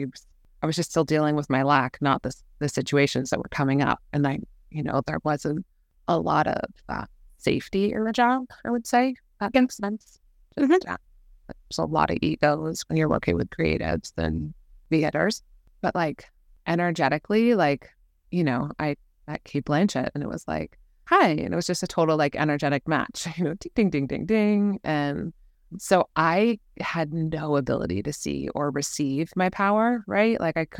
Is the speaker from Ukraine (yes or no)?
no; London, United Kingdom; also born or lived in New York; So I was born in New York, grew up in London, and then we moved around a lot since then.